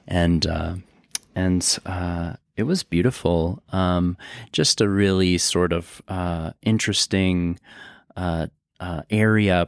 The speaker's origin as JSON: {"language": "English", "town": "Aurora", "region": "Colorado", "country": "United States", "tie": "born or raised there", "said": "I grew up in Aurora. Um, it's a part of Denver"}